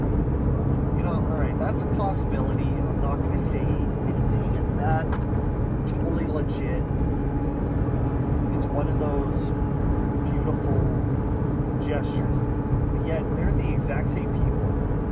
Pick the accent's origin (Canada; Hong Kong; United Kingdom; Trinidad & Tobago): Canada; I'm from Canada